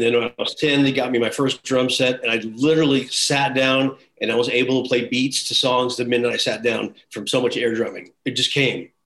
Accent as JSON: {"language": "English", "town": "Bakersfield", "region": "California", "country": "United States", "tie": "born or raised there", "also_born_or_lived": "San Leandro, California / Kansas / Los Angeles / Huntington Beach", "said": "I was born in San Leandro, up by Oakland. Okay. Then yeah, I moved to Kansas for a couple years, and then to Bakersfield until I was 17, then down"}